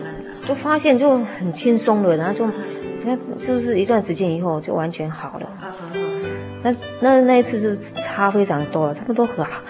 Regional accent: Zhunan, Miaoli County, Taiwan; 以前是住在，呃， 苗栗县竹南镇，啊。农凤里那边。从小是在那个传统的信仰家庭里长大的

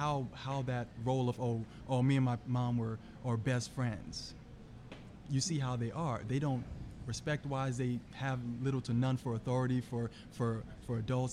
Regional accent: Jamaica; I'm Jamaican, so my parents were very strict growing up

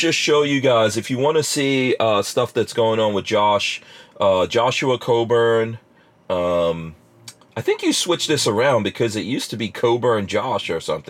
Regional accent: England, United Kingdom; also born or lived in Guyana; when I was born in Guyana and then we went to live in England, but in England, I was kind of sick.

